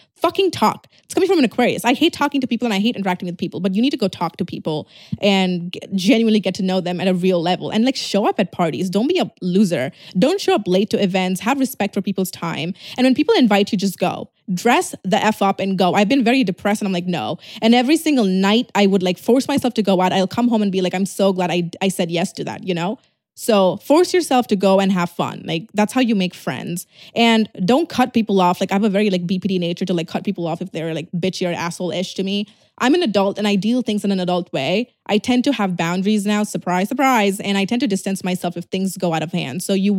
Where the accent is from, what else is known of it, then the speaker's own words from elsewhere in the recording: Tirunelveli, Tamil Nadu, India; No, I'm actually from Tirunelveli.